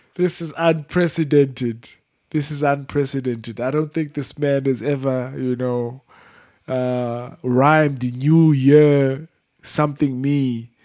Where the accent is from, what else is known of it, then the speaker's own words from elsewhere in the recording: South Africa; I'm from South Africa and I've just grown up around just poverty